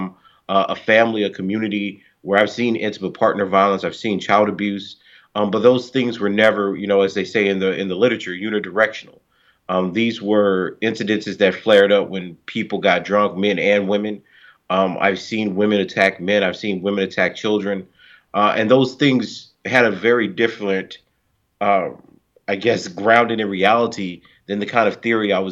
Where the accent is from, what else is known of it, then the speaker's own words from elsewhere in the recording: Louisiana, United States; I grew up in Louisiana in the South